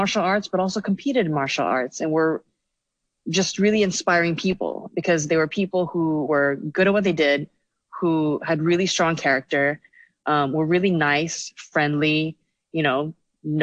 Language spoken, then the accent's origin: English; Hong Kong; moved away as an adult; also born or lived in United States; now in Shanghai, China; So I grew up in Hong Kong, you know, the whole, went to secondary school. So I, well, grew up there.